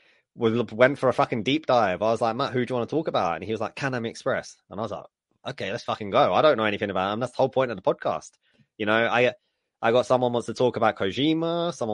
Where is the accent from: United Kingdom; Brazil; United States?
United Kingdom; England